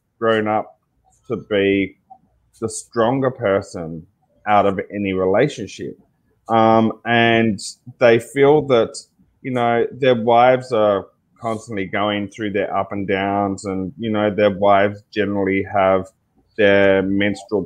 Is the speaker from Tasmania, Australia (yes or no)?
yes; Tasmania, Australia; also born or lived in Sydney; now in Ballina, Australia; I'm Aboriginal. And from Tasmania, which is a small island right at the end of Australia. And with that, growing up being Indigenous